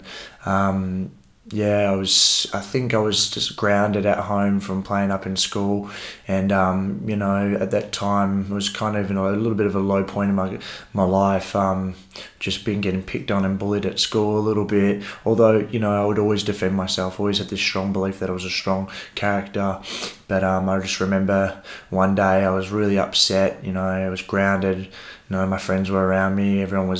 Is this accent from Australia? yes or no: yes; Rockingham, Western Australia, Australia; We grew up in Coolangup